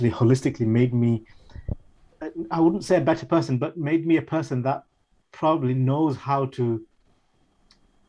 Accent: Sheffield, Yorkshire and the Humber, United Kingdom; a British Bengali raised in Sheffield

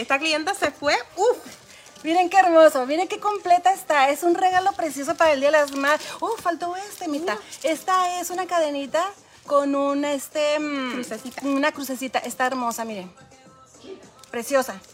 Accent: Chihuahua, Mexico; Yo soy de Chihuahua.

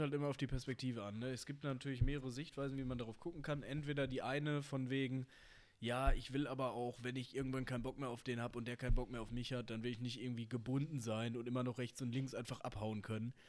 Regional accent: Bochum, North Rhine-Westphalia, Germany; ich komme ja aus Bochum

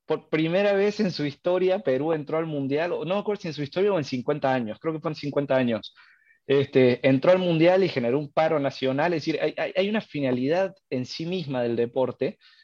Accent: Argentina; accent: tonadita argentina; now in Mexico; yo soy argentino, así que me vine unos días eh, a visitar a mi familia. Estoy en Córdoba, capital

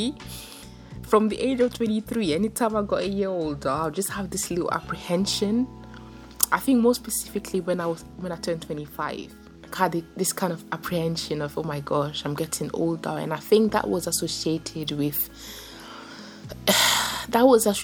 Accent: France; growing up in France, like in one of the, it wasn't the poor neighborhood

